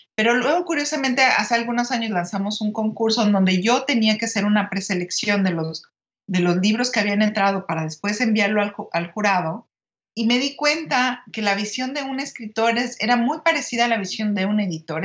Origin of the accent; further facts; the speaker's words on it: Mexico City, Mexico; ahí nacieron mis padres y luego ya nosotros nacimos en la Ciudad de México